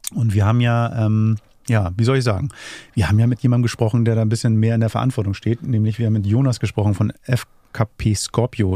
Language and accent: German; Hamburg, Germany; ich bin Hamburger